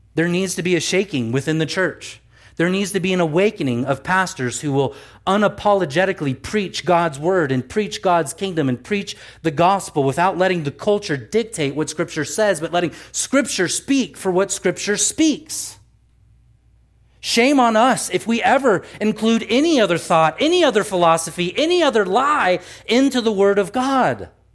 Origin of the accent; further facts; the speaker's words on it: United States; we are American citizens